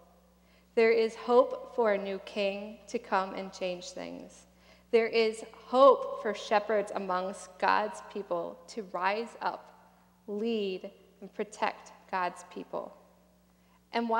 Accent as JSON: {"language": "English", "region": "Minnesota", "country": "United States", "moved": "yes", "said": "I am from Minnesota."}